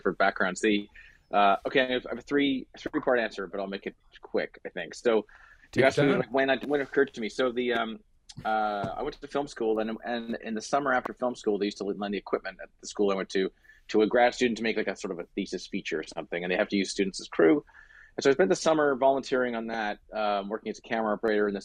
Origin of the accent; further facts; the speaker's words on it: Canada; I was born in Canada